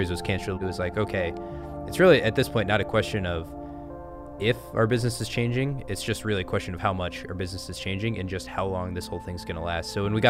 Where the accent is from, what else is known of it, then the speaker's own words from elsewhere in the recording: Omaha, Nebraska, United States; Yeah, so born and raised in Omaha, Nebraska, ended up going to Creighton University